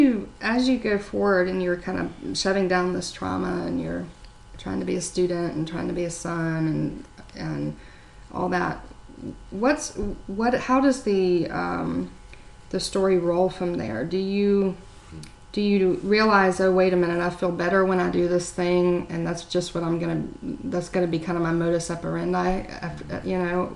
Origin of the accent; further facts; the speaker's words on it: Myrtle Beach, South Carolina, United States; you know, I grew up in Myrtle Beach.